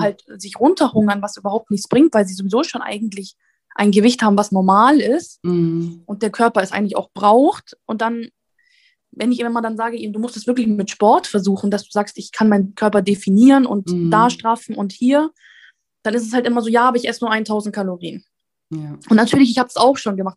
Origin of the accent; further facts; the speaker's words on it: Italy; ich bin Italienerin